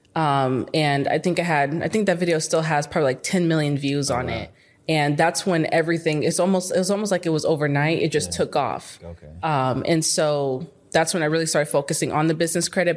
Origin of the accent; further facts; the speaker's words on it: Phoenix, Arizona, United States; moved away as an adult; now in Dallas, United States; I'm from Arizona. Okay. Phoenix, Arizona. I grew up there my whole life